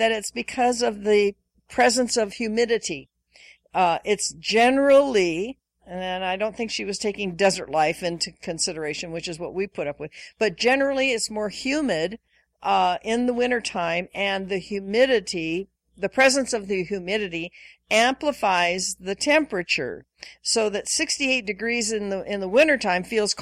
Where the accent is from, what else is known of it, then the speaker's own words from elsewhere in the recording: Washington, United States; moved away; I grew up in Washington State, various parts of Washington State